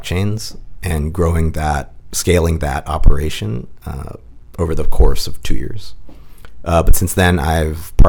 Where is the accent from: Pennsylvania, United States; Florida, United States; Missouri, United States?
Pennsylvania, United States; Pittsburgh; moved away as an adult; also born or lived in California; I'm from Pittsburgh, Pennsylvania